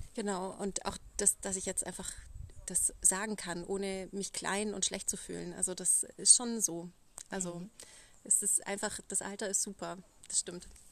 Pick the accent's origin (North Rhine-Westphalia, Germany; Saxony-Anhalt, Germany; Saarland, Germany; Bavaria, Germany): Bavaria, Germany; Allgäu; ich komme aus dem Allgäu